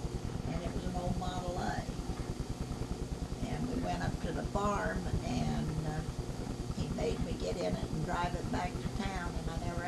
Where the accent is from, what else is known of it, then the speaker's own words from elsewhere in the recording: Marshland, United States; also born or lived in Buffalo; I lived in Marshland all my life, you might say.